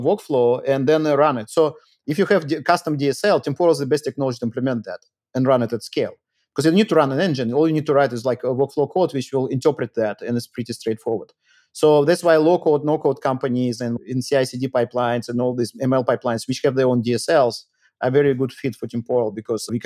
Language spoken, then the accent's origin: English; Moscow, Russia; also born or lived in Rio de Janeiro, Brazil; now in United States; I'm Russian actually, and I grew up in Moscow, but I left in 95